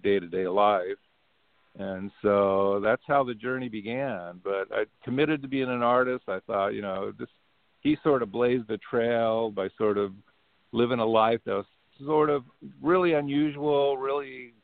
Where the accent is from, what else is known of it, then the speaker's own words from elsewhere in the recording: Anaheim, California, United States; I grew up in Anaheim, California.